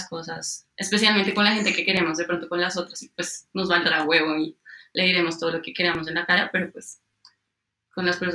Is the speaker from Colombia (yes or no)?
yes; Colombia; nacimos en Colombia, en una sociedad machista